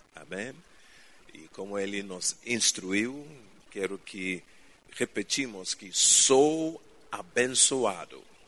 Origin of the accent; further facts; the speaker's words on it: Ghana; Portuguese is a second language; moved away; Eu nasci em Ghana, África